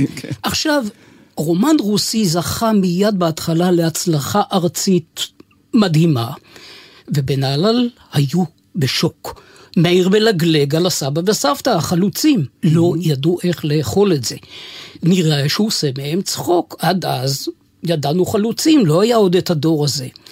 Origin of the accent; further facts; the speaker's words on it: Nahalal, Northern District, Israel; נהלל שלי זה המון, היא חלק ממני ואולי כולי, אינני יודע. אהבה כואבת שכזו, שנולדתי בה